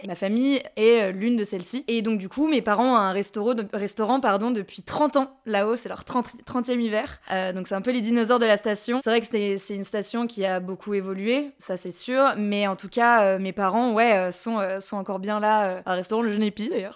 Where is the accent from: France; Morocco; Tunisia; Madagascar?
France; Courchevel, Auvergne-Rhône-Alpes; moved away as an adult; also born or lived in Albertville; now in Paris, France; je suis née euh, à Albertville et j'ai grandi et vécu euh, born and raised à Courchevel